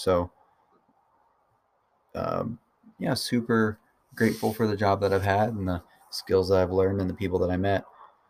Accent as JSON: {"language": "English", "town": "Louisville", "region": "Kentucky", "country": "United States", "tie": "born or raised there", "moved": "yes", "said": "Born and raised in eastern Louisville, Kentucky."}